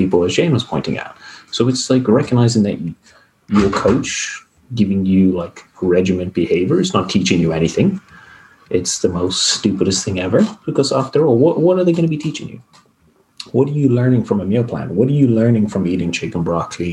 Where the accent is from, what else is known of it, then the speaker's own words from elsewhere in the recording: South Africa; moved away; I grew up in South Africa where sport is, you know, everything for a lot of people